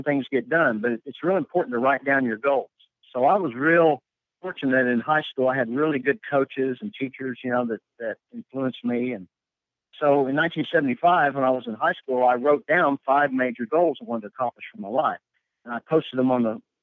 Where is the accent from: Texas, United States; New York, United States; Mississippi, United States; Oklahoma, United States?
Oklahoma, United States; Tulsa; moved away as an adult; also born or lived in Arizona; now in Kansas City, United States; I grew up in Tulsa